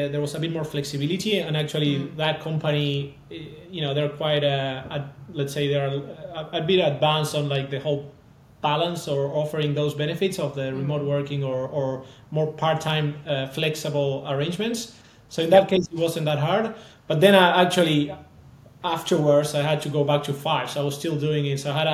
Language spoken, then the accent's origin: English; Argentina; moved away; So I'm also from Argentina